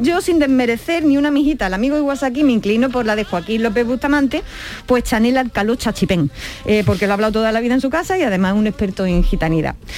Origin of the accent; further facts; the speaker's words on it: Andalusia, Spain; quienes somos de Andalucía